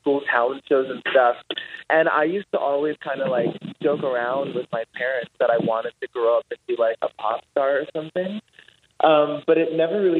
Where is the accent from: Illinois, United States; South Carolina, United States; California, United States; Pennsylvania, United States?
California, United States; Los Angeles; born or raised there; moved away